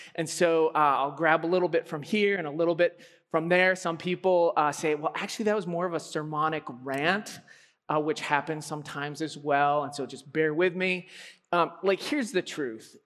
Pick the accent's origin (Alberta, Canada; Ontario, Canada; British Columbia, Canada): Alberta, Canada; I am from Alberta